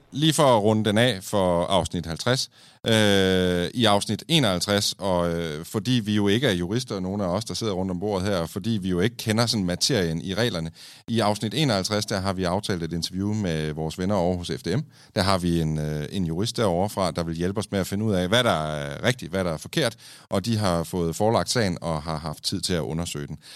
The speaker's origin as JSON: {"language": "Danish", "town": "Kolding", "region": "Southern Denmark", "country": "Denmark", "said": "i Kolding, der, hvor jeg er fra."}